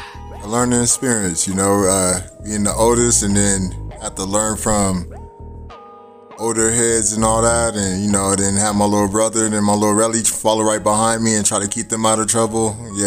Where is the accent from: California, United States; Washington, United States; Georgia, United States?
California, United States; San Diego; born and raised in San Diego, Southeast District.